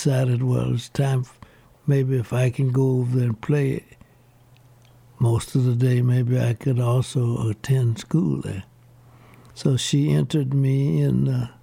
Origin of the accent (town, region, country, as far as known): Baton Rouge, Louisiana, United States; born or raised there; also born or lived in Shreveport, Louisiana